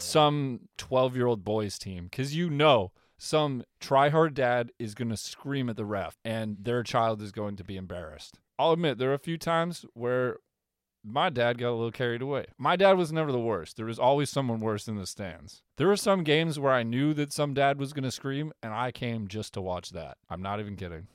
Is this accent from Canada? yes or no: yes; Canada; I'm Canadian.